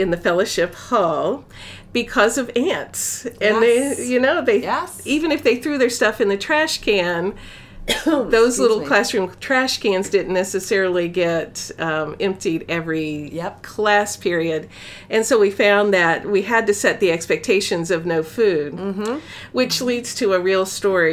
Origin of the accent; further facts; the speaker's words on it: Florida, United States; I'm from Florida